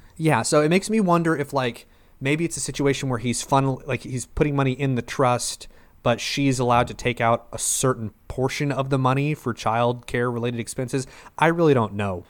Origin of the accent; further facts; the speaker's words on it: Oklahoma, United States; we're all from Oklahoma